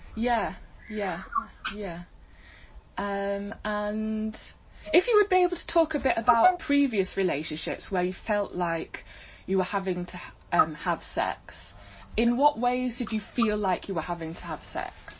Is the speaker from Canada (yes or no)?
no; United Kingdom; even being British